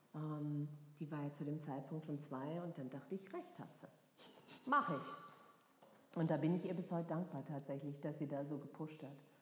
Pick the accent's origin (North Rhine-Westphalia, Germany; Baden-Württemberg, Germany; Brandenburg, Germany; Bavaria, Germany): Baden-Württemberg, Germany; Freiburg; now in Frankfurt, Germany; Ich komme aus Freiburg ah, ja, oder aus der Nähe von Freiburg. Mhm. Und äh, das hört man auch hin und wieder raus.